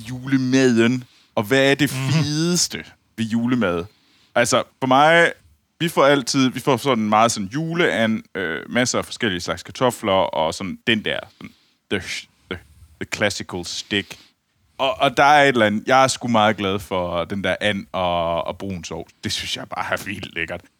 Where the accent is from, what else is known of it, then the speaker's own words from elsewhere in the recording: Denmark; fra ude fra Skibel, hvor jeg voksede op